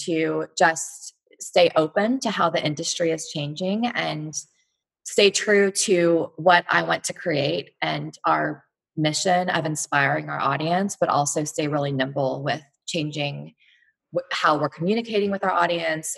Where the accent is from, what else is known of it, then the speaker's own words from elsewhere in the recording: Fort Worth, Texas, United States; also born or lived in Missouri; now in Austin, United States; I'm from Texas. I'm from Fort Worth